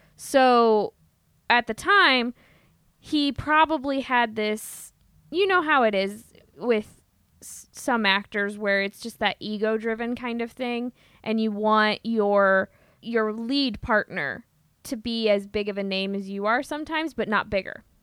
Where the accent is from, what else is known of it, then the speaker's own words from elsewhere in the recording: Midwest, United States; accent: Midwestern; my Midwestern accent